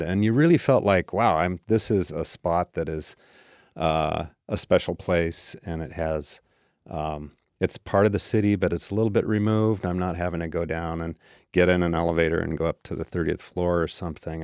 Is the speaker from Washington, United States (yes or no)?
yes; Tacoma, Washington, United States; I grew up mostly in Tacoma